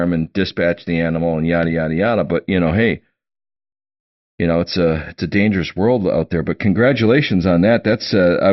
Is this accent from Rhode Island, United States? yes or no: no; Oshkosh, Wisconsin, United States; who I grew up with in Oshkosh, Wisconsin